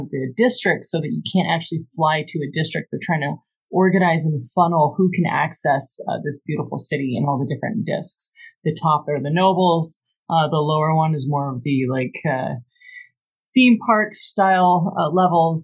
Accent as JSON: {"language": "English", "town": "Los Angeles", "region": "California", "country": "United States", "said": "I'm from Los Angeles, city of bards."}